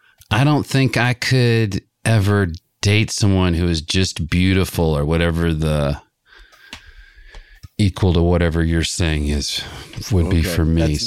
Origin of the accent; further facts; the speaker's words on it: the South, United States; moved away; I come from the South where the SEC guys come from.